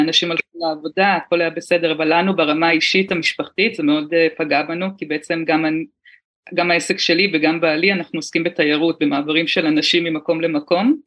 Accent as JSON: {"language": "Hebrew", "town": "Haifa", "region": "Haifa District", "country": "Israel", "tie": "born or raised there", "moved": "as an adult", "lives_now": "New Taipei, Taiwan", "said": "גדלתי בארץ, בחיפה"}